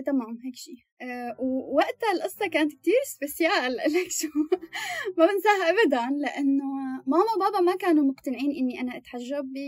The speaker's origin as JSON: {"language": "Arabic", "town": "Damascus", "region": "Damascus Governorate", "country": "Syria", "moved": "as an adult", "lives_now": "Sweden", "said": "25 سنة آه من سوريا من الشام متزوجة"}